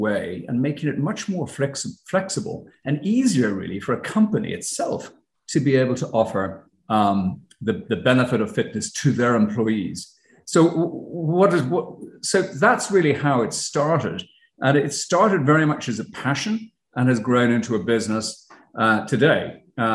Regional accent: Ireland; moved away as an adult; now in United States; as you could probably tell by my accent, I'm not from the States. I'm originally from Ireland. But when I first came to the States

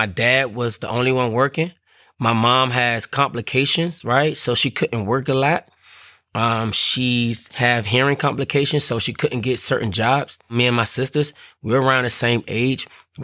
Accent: Washington, District of Columbia, United States; growing up in Washington, D.C., the neighborhood, it was called Paradise

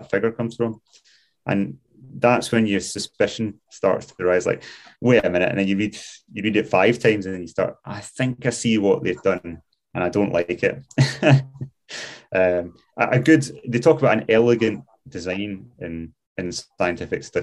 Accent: Glasgow, Scotland, United Kingdom; moved away as an adult; now in Scottish Highlands, United Kingdom; I grew up in Glasgow

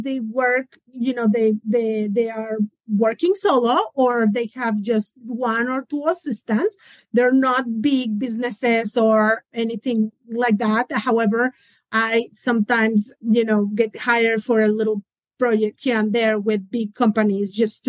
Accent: Mexico; now in Atlanta, United States; I'm originally from Mexico

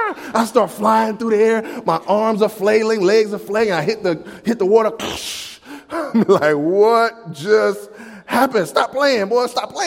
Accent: the South, United States; I can say y'all and y'all not look at me funny. I'm from the South.

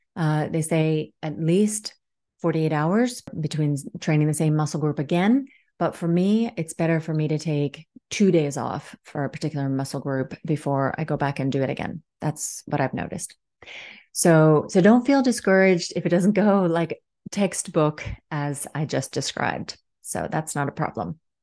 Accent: Washington, District of Columbia, United States; also born or lived in Helsinki area, Finland / Dartmouth College, New Hampshire; now in Helsinki, Finland; I grew up in Washington, D C, but live here in Helsinki area in Finland right now.

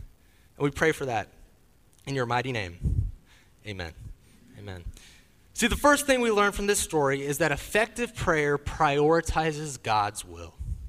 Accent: Leidschendam, South Holland, Netherlands; born there; also born or lived in Wales; So I grew up overseas. I was born in Leidschendam in the Netherlands in Europe. But there was a brief period of time between the ages of 10 and 13 years old where my family lived in the United Kingdom.

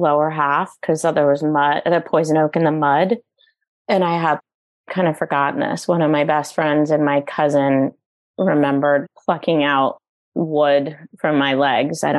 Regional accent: East Coast, United States; moved away; growing up on the East Coast

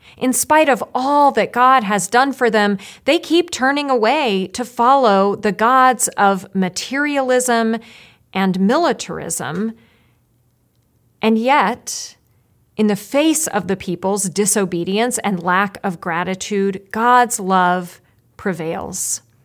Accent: Roanoke, Virginia, United States; moved away; I grew up in Roanoke, Virginia

